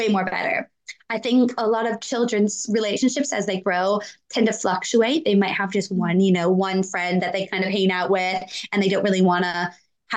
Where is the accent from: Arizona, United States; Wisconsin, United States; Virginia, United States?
Wisconsin, United States; I grew up in Wisconsin